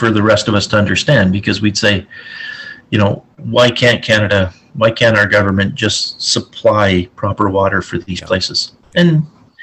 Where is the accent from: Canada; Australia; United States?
Canada; Ontario; now in British Columbia, Canada; being from Ontario